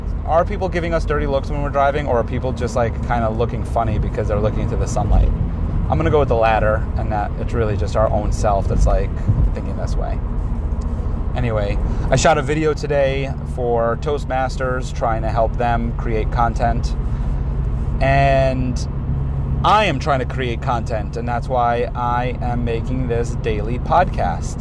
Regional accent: New York City, New York, United States; also born or lived in Manhattan; born in Manhattan, raised in Queens

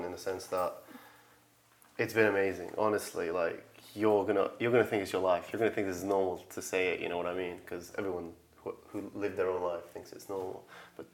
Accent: Manchester, North West England, United Kingdom; We come from Manchester, roundabout.

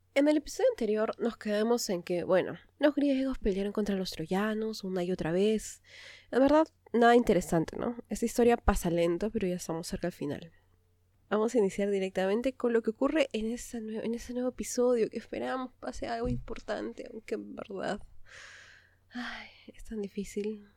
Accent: Peru; lo que había ocurrido en mi país

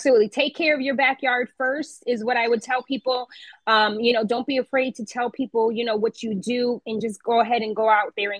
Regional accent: Waterbury, Connecticut, United States; But yeah, we are proud to say that we're born and raised in Waterbury, Connecticut.

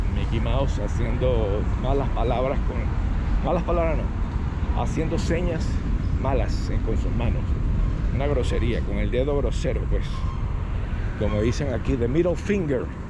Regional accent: Valencia, Carabobo, Venezuela; moved away as an adult; Yo soy de Valencia

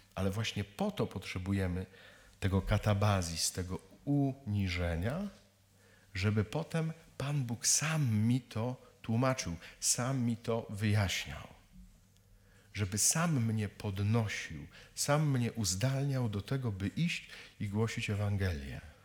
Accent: Kielce region, Świętokrzyskie Voivodeship, Poland; jestem z Kieleckiego, czyli z krainy latających scyzoryków

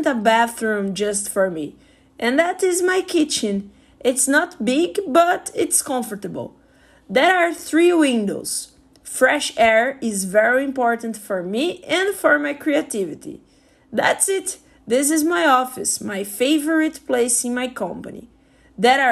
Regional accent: Brazil; I'm from Brazil

